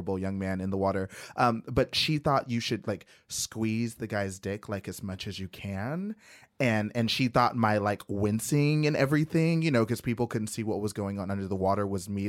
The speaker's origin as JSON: {"language": "English", "region": "the South", "country": "United States", "said": "I'm from the South"}